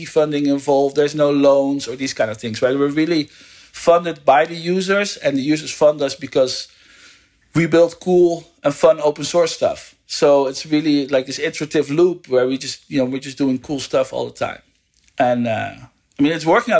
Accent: Netherlands; moved away as an adult; also born or lived in United States; now in California, United States; I'm from the Netherlands and I live in the US.

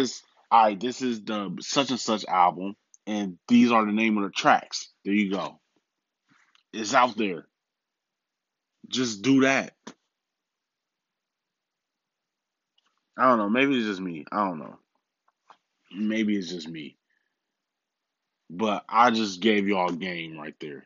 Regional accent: Milwaukee, Wisconsin, United States; I'm also a Bucks fan because that's my hometown

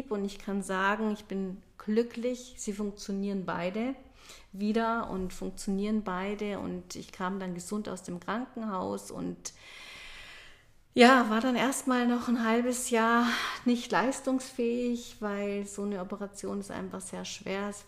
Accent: Munich, Bavaria, Germany; dass ich komme ja aus München und ich liebe meine Heimatstadt und ich merkte plötzlich, dass ich gern nach München wieder zurückkehren möchte.

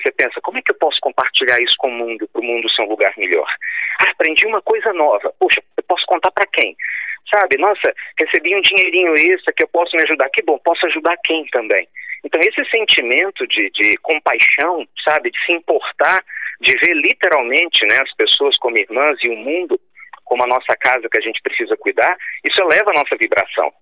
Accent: Pernambuco, Brazil; now in Minas Gerais, Brazil; eu seja nordestino, né? Nasci em Pernambuco e eu moro lá em Minas Gerais

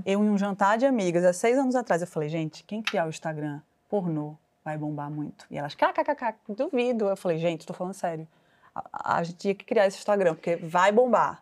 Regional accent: Pernambuco, Brazil; now in São Paulo, Brazil; como toda pernambucana, né, orgulhosa

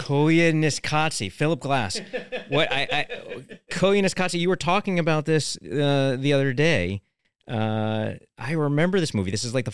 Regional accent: New York City, New York, United States; particularly being a New Yorker

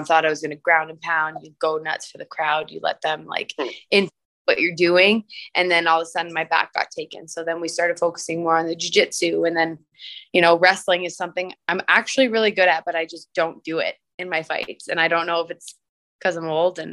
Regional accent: Windsor, Ontario, Canada; I actually grew up in South Windsor. I went to St. Gabriel Grade School and Holy Names High School

